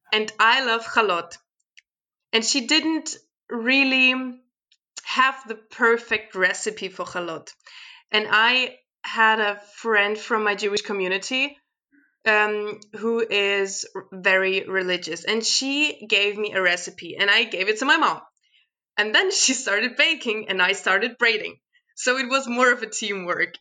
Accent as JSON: {"language": "English", "town": "Sverdlovsk", "region": "Luhansk Oblast", "country": "Ukraine", "tie": "born or raised there", "moved": "yes", "lives_now": "Germany", "said": "I was born in the Ukraine"}